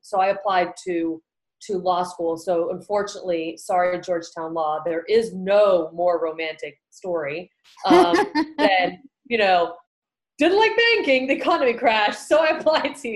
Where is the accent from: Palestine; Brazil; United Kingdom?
Brazil; moved away; I was raised in Brazil with a lot of contact with my Brazilian family